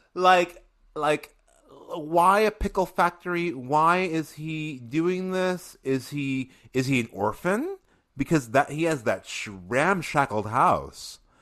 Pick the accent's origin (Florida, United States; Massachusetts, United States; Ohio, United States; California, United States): Massachusetts, United States; Springfield; I am from Springfield, Massachusetts.